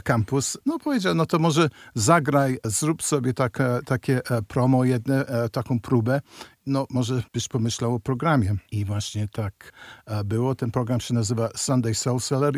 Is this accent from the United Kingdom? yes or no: yes; United Kingdom; moved away as an adult; now in Warsaw, Poland; Pochodzę z Wielkiej Brytanii, gdzie się urodziłem